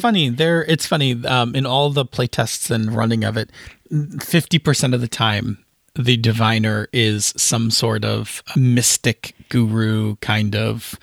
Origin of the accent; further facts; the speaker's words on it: Buffalo, New York, United States; I'm from Buffalo